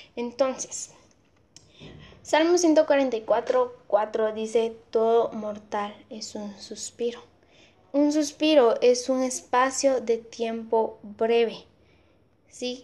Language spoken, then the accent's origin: Spanish; Amatitlán, Guatemala Department, Guatemala; acá en Amatitlán, en mi pueblo, en mi pueblo